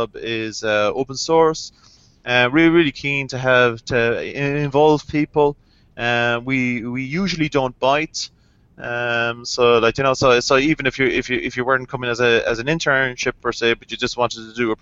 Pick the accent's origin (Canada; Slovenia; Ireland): Ireland; I'm Irish, I don't pronounce THs.